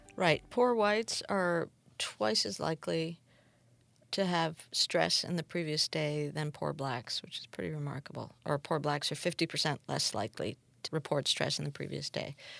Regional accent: Peru; I'm from Peru

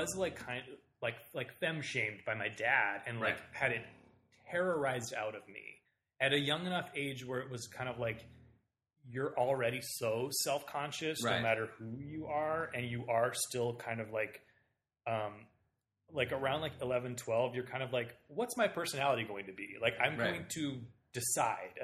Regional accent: Southern Ohio, United States; I grew up in Southern Ohio and had like a remarkably gay childhood for living in like literally a village in like the Bible Belt

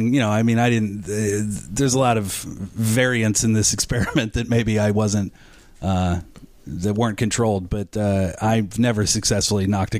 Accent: Pittsburgh, Pennsylvania, United States; moved away; also born or lived in New York; I was born in Pittsburgh, and then I grew up in the suburbs of Pittsburgh.

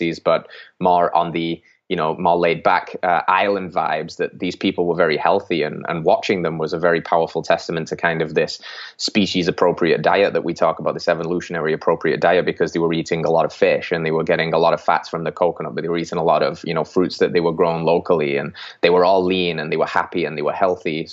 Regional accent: England, United Kingdom; moved away as an adult; I originally from England in the UK

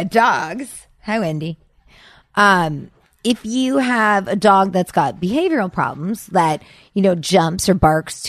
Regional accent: Sacramento, California, United States; moved away as an adult; also born or lived in Seattle; I grew up in Sacramento.

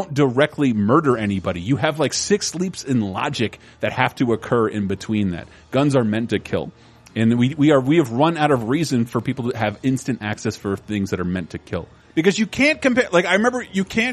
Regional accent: Florida, United States; I'm from Florida

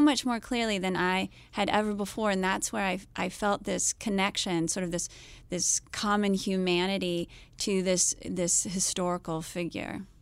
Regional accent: United States; I'm American

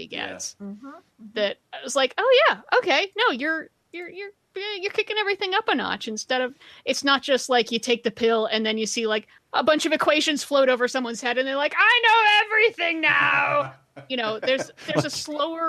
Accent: Jenkintown, Pennsylvania, United States; my hometown. Shout out to Jenkintown, Pennsylvania

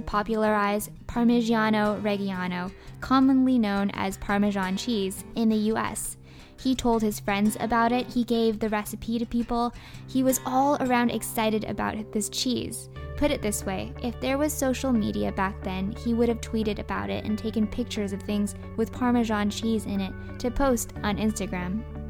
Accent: Canada; I grew up in the Canadian schooling system

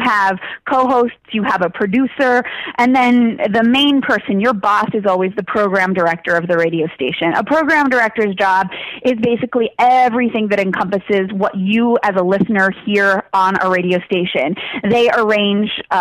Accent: Tucson, Arizona, United States; now in Phoenix, United States; I moved down to Kim FM in Tucson, which was my hometown radio station

